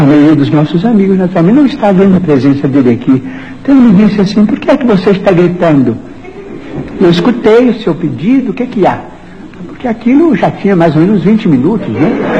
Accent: Pedro Leopoldo, Minas Gerais, Brazil; now in Uberaba, Brazil; Pedro Leopoldo, a terra onde nasci

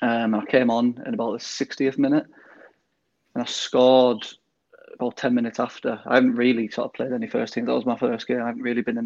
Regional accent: Middlesbrough, North East England, United Kingdom; I'm from Middlesbrough

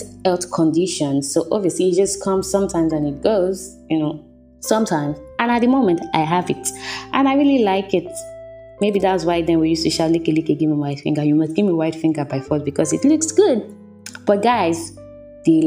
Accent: Nigeria; growing up in Nigeria as a child

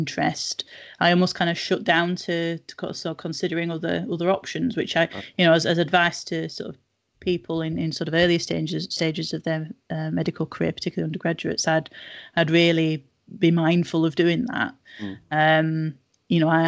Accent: Nelson, North West England, United Kingdom; moved away as an adult; also born or lived in Manchester / Leicester; I grew up in Nelson, so not very far away at all.

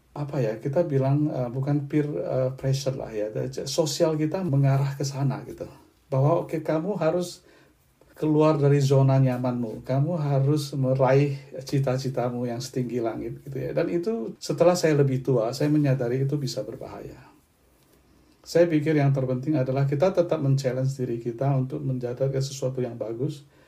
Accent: Belinyu, Bangka Belitung Islands, Indonesia; moved away as an adult; also born or lived in Palembang; now in Perth, Australia; Saya menjalani masa remaja saya di satu pulau yang relatif kecil, di Pulau Bangka

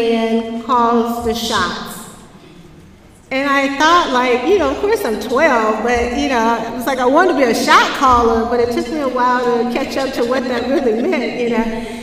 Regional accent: Jackson, Mississippi, United States; I grew up in Jackson, Mississippi

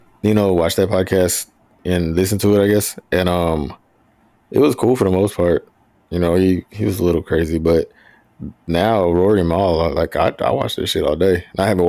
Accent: the South, United States; because I'm from the South, at that time I was listening to like

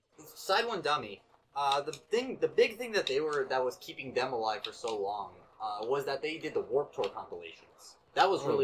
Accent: Fort Lauderdale, Florida, United States; I grew up in South Florida, like Fort Lauderdale area.

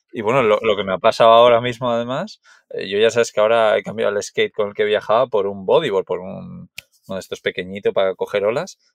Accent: Basque Country, Spain; yo soy de Euskadi

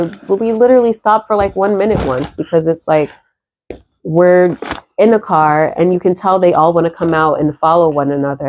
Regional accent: New Jersey, United States

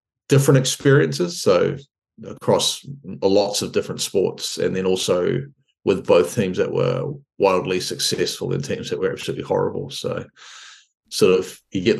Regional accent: Hawke's Bay, New Zealand; In the region I lived in, were a lot of good athletes. So I come from Hawke's Bay

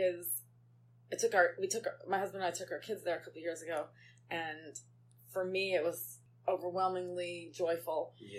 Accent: New York City, New York, United States; accent: New York; moved away as an adult; now in Las Vegas, United States; So yes, born and raised in Brooklyn, New York.

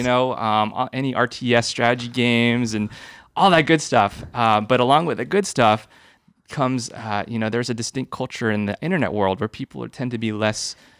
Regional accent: San Jose, California, United States; I grew up here in San Jose. So I went to Holy Family.

